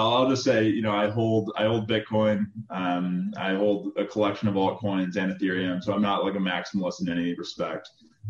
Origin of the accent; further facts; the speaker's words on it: Chicago, Illinois, United States; also born or lived in Michigan; Originally from Chicago. I grew up in the city of Chicago. Went to University of Michigan. Midwest upbringing.